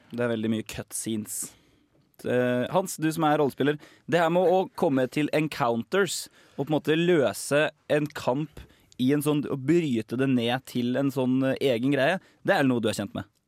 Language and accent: Norwegian; Larvik, Vestfold, Norway; hjemme i Larvik